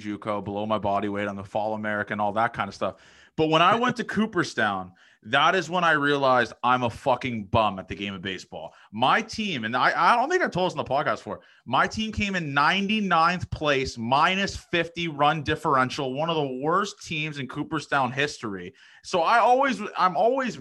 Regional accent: Toronto, Ontario, Canada; I'm from Toronto.

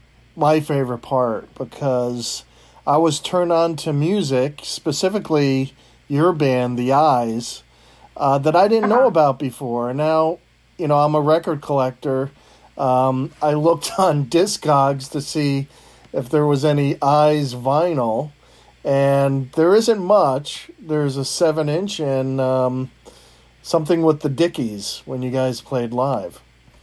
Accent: East Coast, United States; I didn't grow up in that time. I grew up on the East Coast

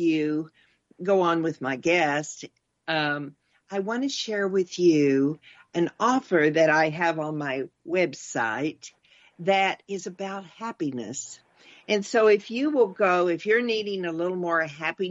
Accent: Texas, United States; we're both from Texas

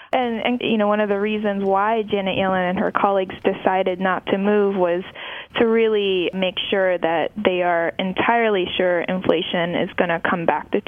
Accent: Japan; So, Carl, I grew up in Japan, which has been mired in chronic deflation for the better part of the last two decades.

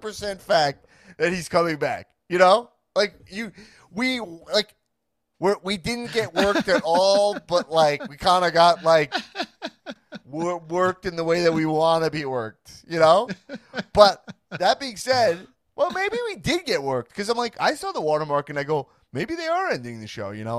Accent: Long Island, New York, United States; now in Los Angeles, United States; I grew up on Long Island, New York, and I'm a Jewish man myself

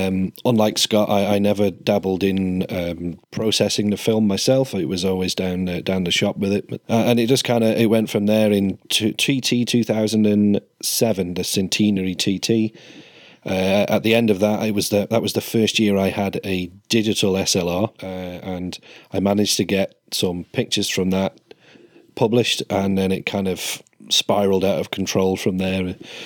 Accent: Isle of Man; For me, growing up on the Isle of Man

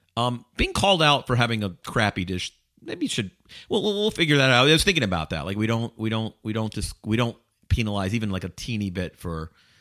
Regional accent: Georgia, United States; because where I grew up in Georgia, like that is kind of the squirrely, kind of southern chili thing.

